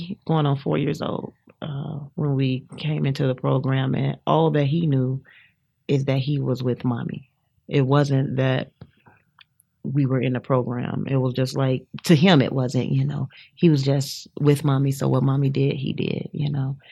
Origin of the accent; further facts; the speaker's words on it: Chicago, Illinois, United States; moved away as an adult; I'm from Chicago and everybody's not so just huggable just right away